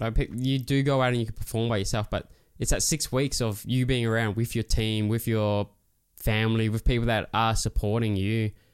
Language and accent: English; Christmas Island; It was loose growing up there